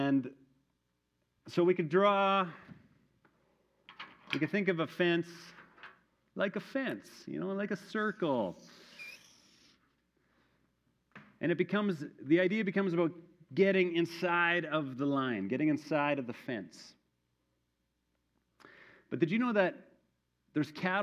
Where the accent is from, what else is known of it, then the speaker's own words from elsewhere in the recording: Manitoba, Canada; moved away; my hometown in Manitoba